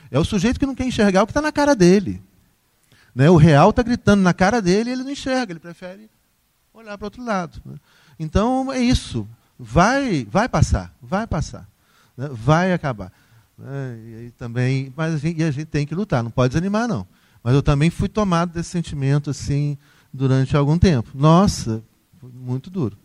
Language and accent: Portuguese; Brazil; nós brasileiros